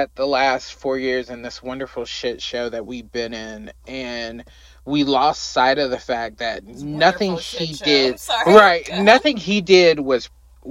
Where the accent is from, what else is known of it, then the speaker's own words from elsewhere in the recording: United States; we as American people